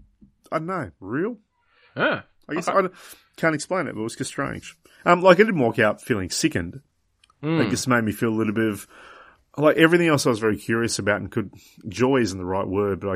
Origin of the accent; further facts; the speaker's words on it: Tasmania, Australia; somehow we got on the fact that I was from Tasmania. So, of course, Port Arthur came up about the Port Arthur massacre